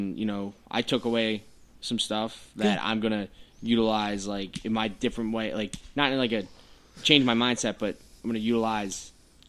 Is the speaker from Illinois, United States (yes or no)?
no; Philadelphia, Pennsylvania, United States; also born or lived in New Jersey / Maryland; now in Philadelphia, United States; I grew up in Port Richmond, and then moved to Jersey, and then I moved to Maryland.